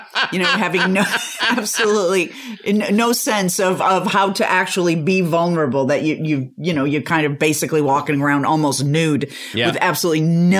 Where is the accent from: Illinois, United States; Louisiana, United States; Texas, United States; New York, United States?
Illinois, United States; Chicago; we're both from Chicago, and we're both mm-hmm. from these Irish Catholic families.